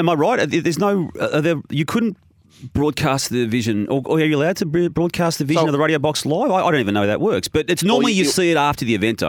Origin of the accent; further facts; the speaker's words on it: Melbourne, Victoria, Australia; being a North Melbourne supporter, growing up in North Melbourne